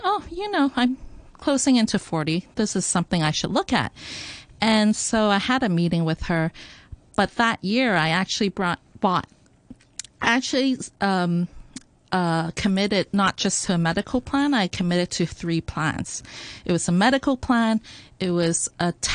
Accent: Hong Kong; born or raised there

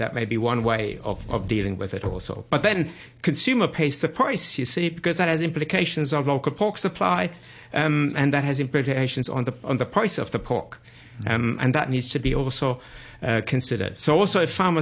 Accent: Germany; moved away as an adult; now in Hong Kong; I am from Germany

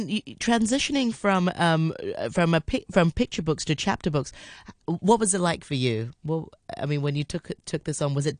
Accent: Hong Kong; I grew up in Hong Kong

